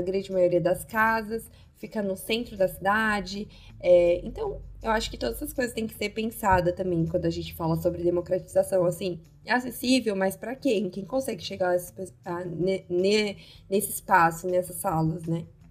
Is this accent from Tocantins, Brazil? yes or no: no; São Paulo, Brazil; nós duas somos de São Paulo